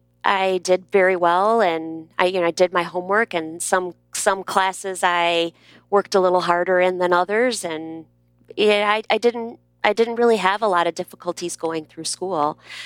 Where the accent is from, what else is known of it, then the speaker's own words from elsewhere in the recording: Midwest, United States; I'm from the Midwest, and I was teaching in Texas. And the vowels don't exactly come out of my mouth the same way that they were coming out of the mouths of the students in my classroom.